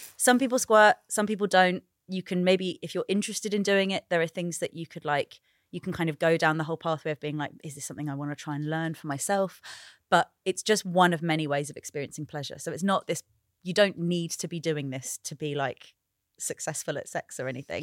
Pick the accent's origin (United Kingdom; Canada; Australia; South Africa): United Kingdom; also born or lived in Sri Lanka; I'm British and Sri Lankan